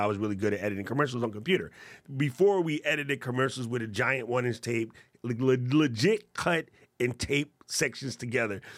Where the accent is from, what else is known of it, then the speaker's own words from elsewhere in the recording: United States; as an American